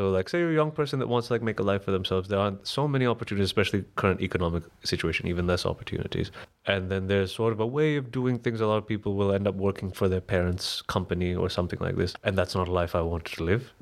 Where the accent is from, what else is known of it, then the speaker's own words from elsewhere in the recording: Colombo, Western Province, Sri Lanka; now in Berlin, Germany; Sri Lanka wasn't terrible, but then life started getting better very quickly as soon as I left. But, but then that's more like I got lucky. I moved to Berlin.